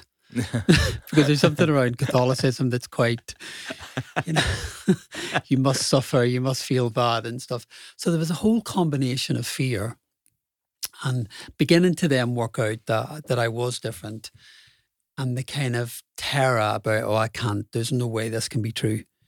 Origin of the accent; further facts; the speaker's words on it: Belfast, Northern Ireland, United Kingdom; so I grew up in Belfast, Irish working class family